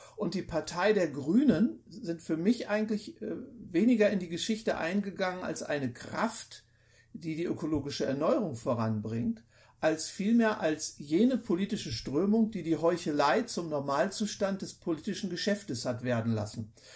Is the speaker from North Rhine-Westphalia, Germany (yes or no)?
no; Lower Saxony, Germany; wo meine Heimatstadt ist